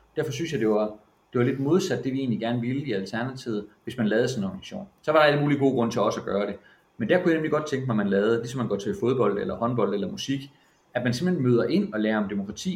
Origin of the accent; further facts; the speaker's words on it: Silkeborg, Central Denmark Region, Denmark; moved away as an adult; now in Bornholm, Denmark; i Silkeborg, hvor jeg kommer fra